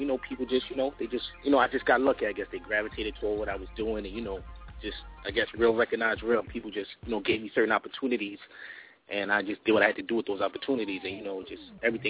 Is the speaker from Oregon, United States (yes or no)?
no; New York City, New York, United States; I'm from Brooklyn, Crown Heights area.